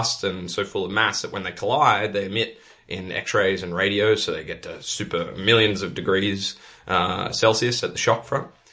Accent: Australia; moved away as an adult; now in Netherlands; It's kind of funny as an Australian to be back in the UK. It's like a shade of my own country

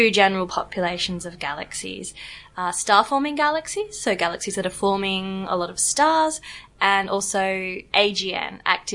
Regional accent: Perth, Western Australia, Australia; moved away as an adult; also born or lived in Oxford, United Kingdom; now in Zagreb, Croatia; I'm from Australia. I grew up in Perth

